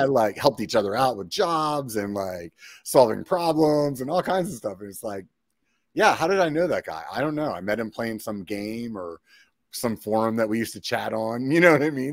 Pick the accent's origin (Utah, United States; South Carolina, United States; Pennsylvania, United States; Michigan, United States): Pennsylvania, United States; moved away; I'm from Pennsylvania originally